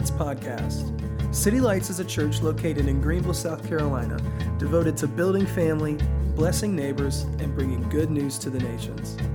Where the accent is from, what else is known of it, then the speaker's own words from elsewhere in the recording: Hong Kong; also born or lived in New York, United States; now in United States; I'm actually from Hong Kong, so I can't be the president of the United States.